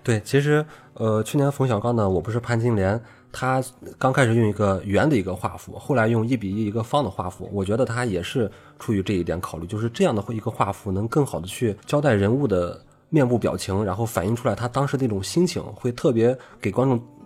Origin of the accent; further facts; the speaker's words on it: Ordos area, Inner Mongolia, China; 我作为在那个地区长大的一个人